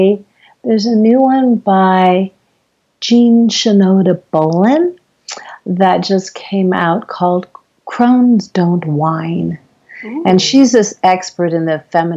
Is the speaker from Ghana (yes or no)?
no; Guam; I'm from Guam, and it's a Chamorro dish